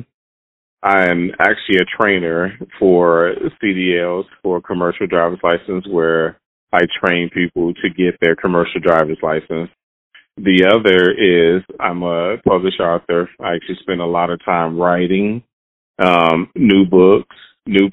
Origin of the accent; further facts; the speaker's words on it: Chicago, Illinois, United States; I was born and raised in Chicago, Illinois, on the South Side